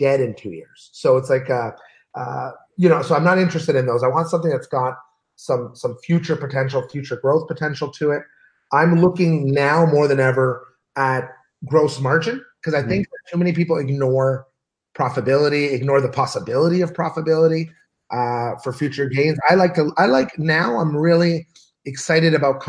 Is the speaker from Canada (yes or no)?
yes; Canada; also born or lived in Los Angeles / Ottawa; I'm Canadian, I live in Los Angeles and I live in Ottawa